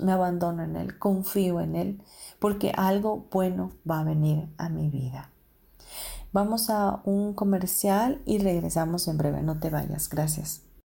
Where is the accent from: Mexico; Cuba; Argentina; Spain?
Mexico; also born or lived in United States; yo siendo mexicana